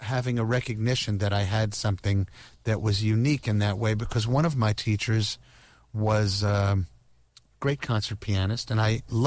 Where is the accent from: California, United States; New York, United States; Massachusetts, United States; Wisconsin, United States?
New York, United States; New York City; I grew up in New York City.